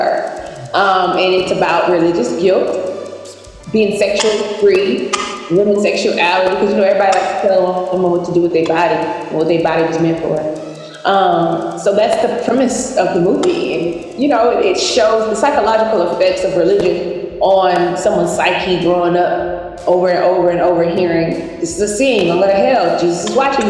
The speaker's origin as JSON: {"language": "English", "town": "Alexandria", "region": "Louisiana", "country": "United States", "also_born_or_lived": "New Orleans", "moved": "as an adult", "lives_now": "Los Angeles, United States", "said": "I'm from Alexandria, Louisiana. Lived in New Orleans for 12 years before moving out here to LA 3 years ago"}